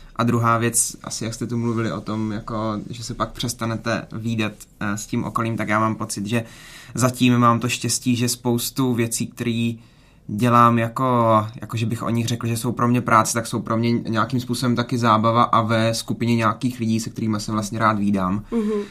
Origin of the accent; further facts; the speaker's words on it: Šumperk, Olomouc Region, Czechia; now in Brno, Czechia; nejsem z, nejsem z Brna, vlastně jsem z Brna, nebo jako do Brna odešel a tady mám zase jiný kolektivy, než mám v Šumperku